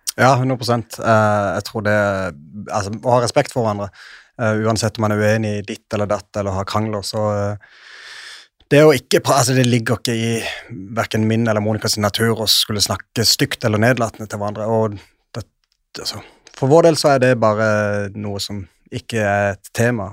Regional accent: Sørlandet, Norway; Jeg er jo en ekte sørlending

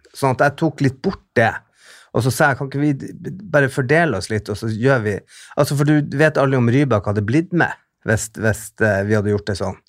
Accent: Bodø, Nordland, Norway; moved away; also born or lived in England; hjembyen min

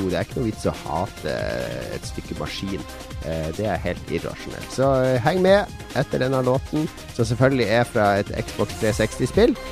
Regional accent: Bergen, Vestland, Norway; Jeg, jeg, jeg er ikke fra Norge, jeg er fra Bergen.

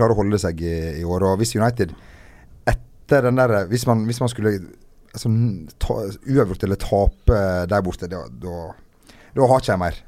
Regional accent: Norway; moved away; opp ifra Steinura, der jeg kommer fra

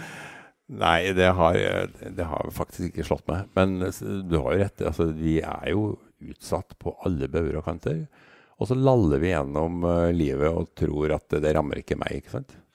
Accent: Trøndelag, Norway; jeg er mann fra Trøndelag

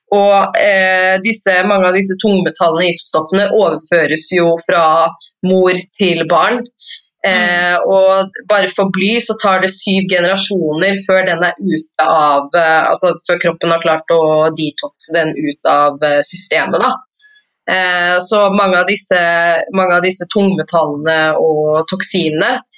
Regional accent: Oslo, Norway; jeg er fra Oslo

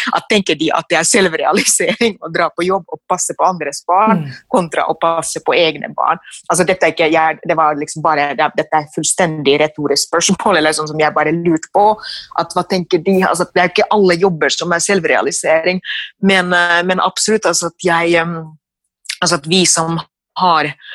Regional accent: Finland; moved away as an adult; now in Norway; mitt hjemland Finland

